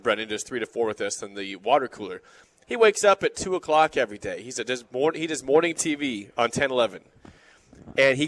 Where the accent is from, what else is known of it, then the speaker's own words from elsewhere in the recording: Beatrice, Nebraska, United States; moved away as an adult; now in Lincoln, United States; I am from Beatrice